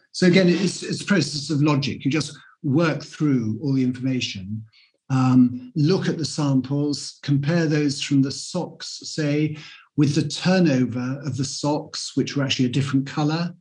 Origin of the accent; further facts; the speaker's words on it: London, United Kingdom; being a Londoner through and through